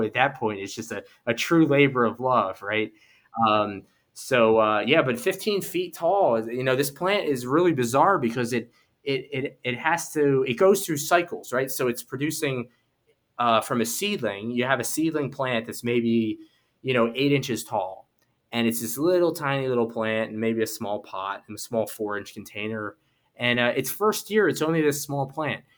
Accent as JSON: {"language": "English", "town": "Philadelphia", "region": "Pennsylvania", "country": "United States", "tie": "born or raised there", "said": "I grew up in Philadelphia in the city"}